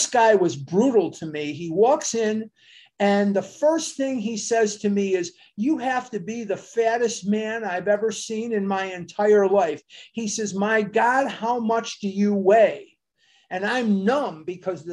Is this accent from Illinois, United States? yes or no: yes; Chicago, Illinois, United States; I went to Mather High School in Chicago, north side of Chicago, born and raised in Chicago